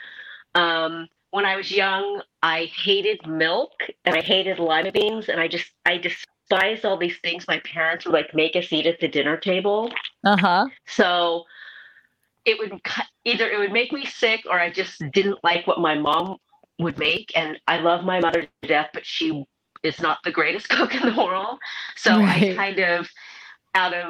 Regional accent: Portland, Oregon, United States; also born or lived in Seoul, South Korea; I grew up in Portland.

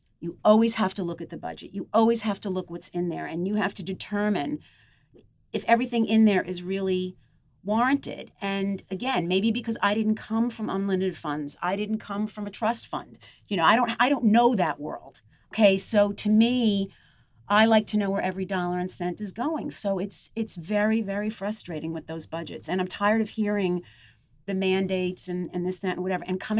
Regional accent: Glen Head, New York, United States; When I was growing up in Glenhead and the surrounding areas, it was very blue collar.

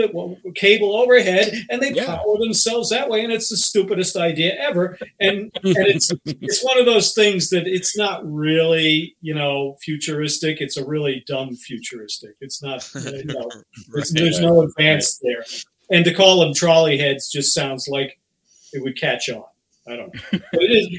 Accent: Boston, Massachusetts, United States; I grew up in the Boston area

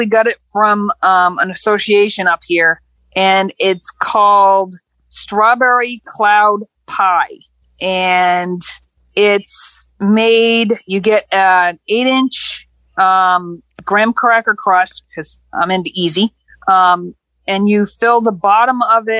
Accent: New Hampshire, United States; I'm actually from Campden, New Hampshire

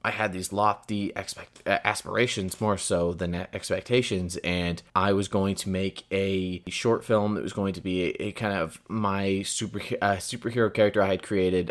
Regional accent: Porterville, California, United States; moved away; I hail from the Central Valley of California, a very small town called Porterville

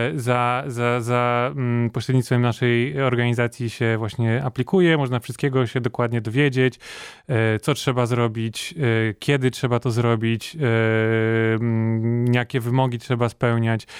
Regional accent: Poland; jesteśmy jedyną osobą z Polski, która, która jest na takim projekcie

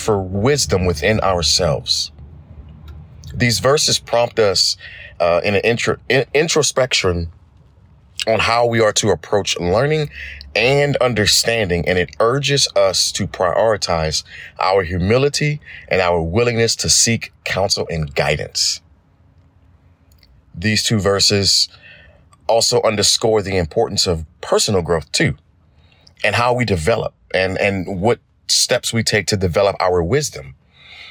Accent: Thibodaux, Louisiana, United States; I am from Thibodaux, Louisiana.

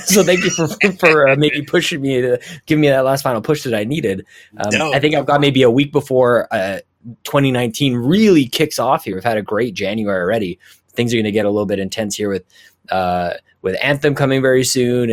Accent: Edmonton, Alberta, Canada; I'm from Edmonton

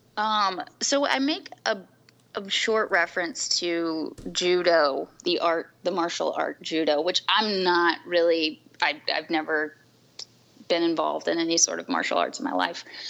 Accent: New Orleans, Louisiana, United States; moved away as an adult; now in Washington, D.C., United States; I'm also originally from New Orleans or the South Louisiana area, born and raised.

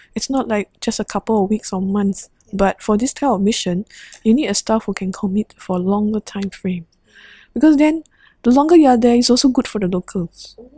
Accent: Singapore; the Singaporean nurse

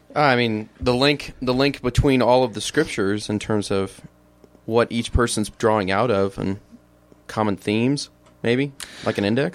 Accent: Illinois, United States; moved away as an adult; I'm from Illinois. Uh, grew up in the heartland

